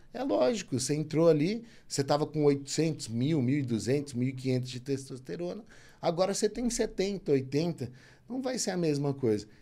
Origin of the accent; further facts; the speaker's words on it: São Paulo, Brazil; moved away as an adult; also born or lived in Belo Horizonte / Ribeirão Preto; Eu nasci em São Paulo, né? E fui comecei fazendo faculdade em Belo Horizonte, transferi para Ribeirão. Então minha família é toda daqui